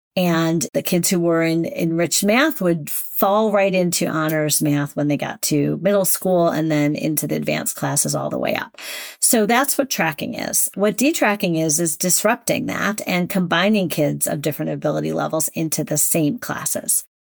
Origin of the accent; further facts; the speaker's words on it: Shaker Heights, Ohio, United States; I'm from Shaker, would assume I was rich, which, in fact, my family was not rich